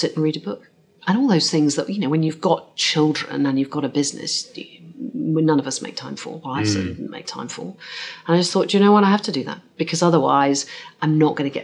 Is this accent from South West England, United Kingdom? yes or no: yes; Cornwall, South West England, United Kingdom; I grew up in Cornwall